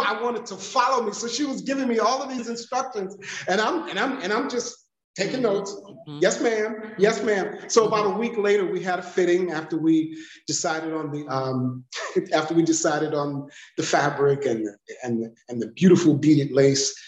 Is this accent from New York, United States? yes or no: no; Detroit, Michigan, United States; I'm from Detroit